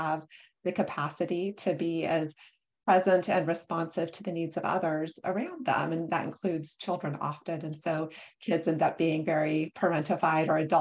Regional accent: North Platte, Nebraska, United States; moved away; I grew up in North Platte, Nebraska. So it's in the middle of the US, a very rural area

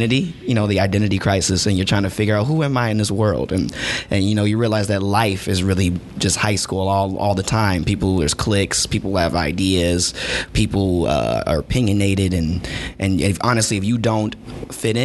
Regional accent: St. Louis, Missouri, United States; also born or lived in Mesquite, Texas; I come from St. Louis, and prior to that, I had lived in Texas till I was 12

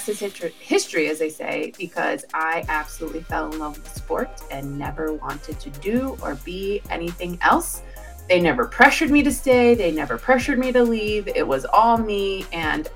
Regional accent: northern Kentucky, United States; also born or lived in Cincinnati; I actually grew up in northern Kentucky

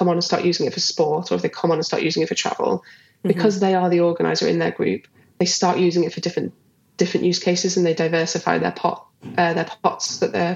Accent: Liverpool, North West England, United Kingdom; where I grew up in Liverpool

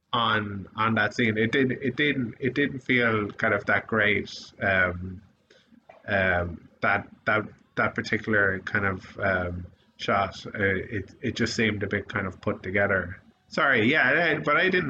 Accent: Sligo, Connacht, Ireland; also born or lived in United Kingdom; growing up in Sligo

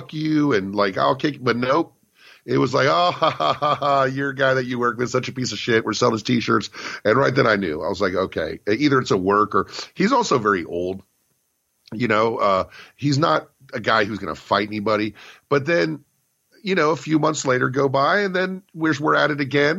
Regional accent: Richmond, Virginia, United States; moved away; I was in my hometown of Richmond, Virginia

